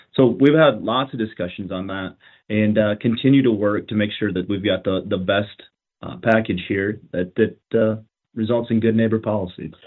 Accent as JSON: {"language": "English", "town": "Madison", "region": "South Dakota", "country": "United States", "said": "I come from Madison"}